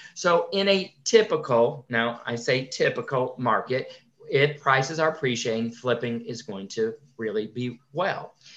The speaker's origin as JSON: {"language": "English", "region": "Connecticut", "country": "United States", "tie": "born or raised there", "said": "I grew up in Connecticut"}